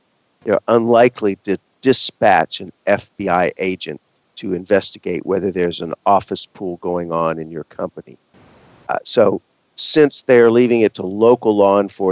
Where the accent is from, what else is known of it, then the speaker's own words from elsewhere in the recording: Texas, United States; moved away; growing up in Texas.